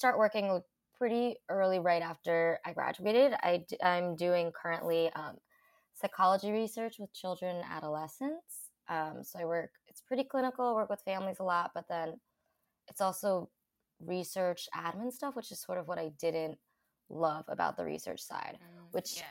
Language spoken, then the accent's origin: English; outside of Philadelphia, Pennsylvania, United States; moved away as an adult; also born or lived in Guangdong, China; now in New York City, United States; So I grew up outside of Philadelphia in the suburbs, about like 40 minutes outside